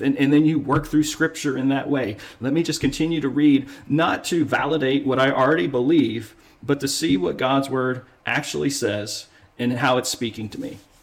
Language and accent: English; United States; Being an American